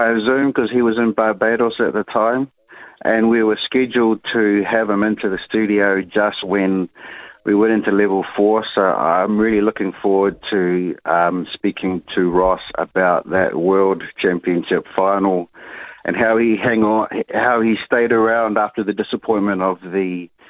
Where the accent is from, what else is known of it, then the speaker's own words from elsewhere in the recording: Auckland, New Zealand; I grew up in Te Atatū, and so the team that everyone follows out here is the Te Atatū Roosters